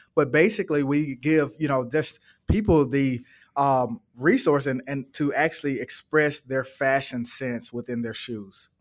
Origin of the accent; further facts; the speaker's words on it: Birmingham, Alabama, United States; now in Atlanta, United States; I'm originally from Birmingham, Alabama, um, and that is where my mom and dad is.